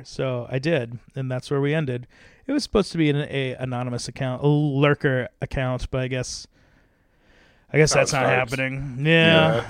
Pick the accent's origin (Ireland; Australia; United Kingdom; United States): United States; Cincinnati, Ohio; Oh, I'm from Cincinnati.